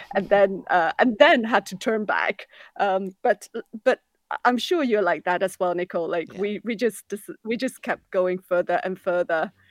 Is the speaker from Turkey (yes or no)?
no; Hong Kong; growing up in Hong Kong